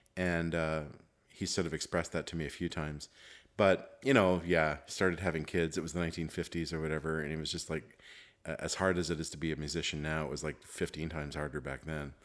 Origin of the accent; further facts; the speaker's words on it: Montreal, Quebec, Canada; growing up in Montreal